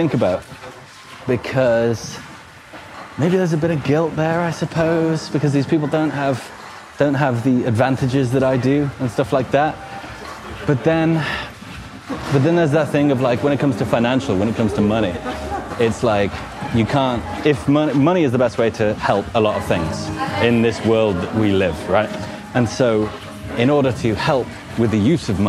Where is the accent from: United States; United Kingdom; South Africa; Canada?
United Kingdom; Newport, West Midlands; moved away as an adult; also born or lived in Nottingham / Coventry / Australia; Newport, actually, and it's next to kind of half an hour from Wolverhampton